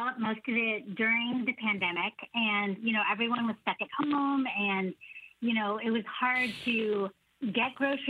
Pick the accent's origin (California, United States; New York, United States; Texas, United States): California, United States; San Francisco Bay Area; growing up in the San Francisco Bay Area and being Cantonese American